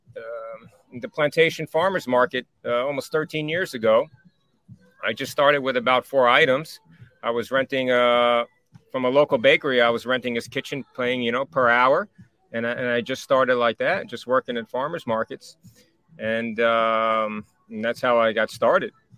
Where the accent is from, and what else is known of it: Rockland County, New York, United States; moved away; also born or lived in Spring Valley